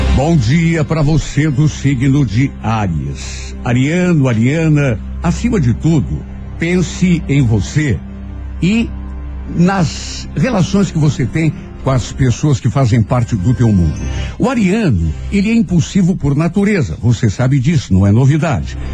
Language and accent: Portuguese; Brazil; nós que somos brasileiros